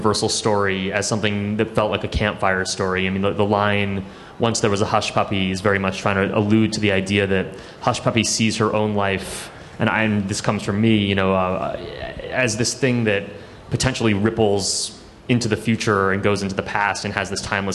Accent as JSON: {"language": "English", "region": "New York", "country": "United States", "tie": "born or raised there", "said": "I grew up here in New York"}